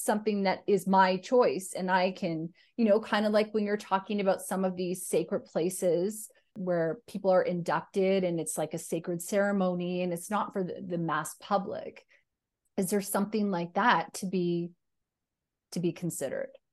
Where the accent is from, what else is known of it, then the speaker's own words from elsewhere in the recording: two hours from the Alaskan border, Northern Canada, Canada; So I grew up in Northern Canada, uh, two hours from the Alaskan border